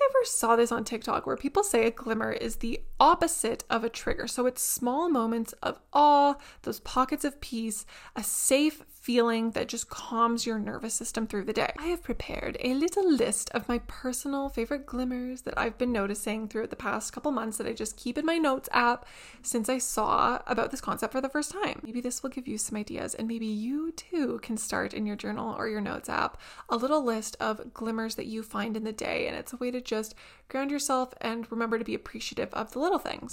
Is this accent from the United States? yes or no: no; Canada; as a Canadian